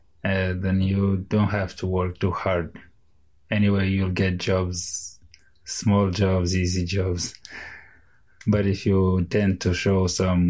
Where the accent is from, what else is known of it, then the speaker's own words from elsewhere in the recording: Moldova; moved away as an adult; now in Ireland; I'm from Moldova. I'm in Ireland for 2.5 years